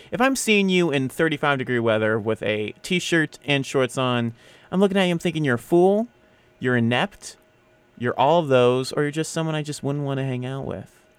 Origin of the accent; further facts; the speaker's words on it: United States; I'm an American